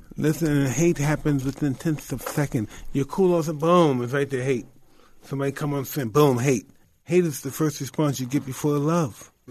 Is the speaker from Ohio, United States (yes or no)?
no; New York, United States; I'm, I'm from New York